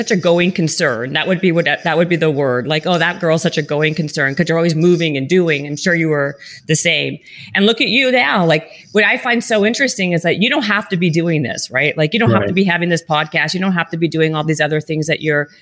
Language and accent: English; Winnipeg, Manitoba, Canada; moved away as an adult; also born or lived in Toronto; now in Los Angeles, United States; I'm from Winnipeg originally